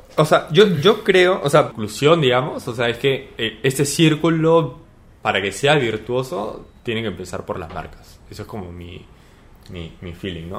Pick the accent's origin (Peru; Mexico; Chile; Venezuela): Peru; soy peruano